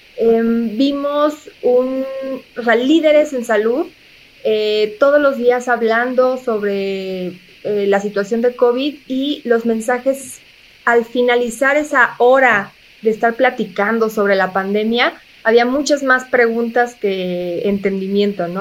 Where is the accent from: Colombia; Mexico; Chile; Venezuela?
Mexico; tenemos un gran reto como mexicanos